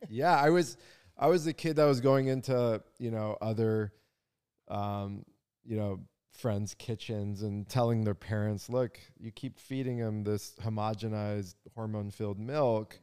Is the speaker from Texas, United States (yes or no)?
no; San Diego, California, United States; I grew up in La Jolla, down in San Diego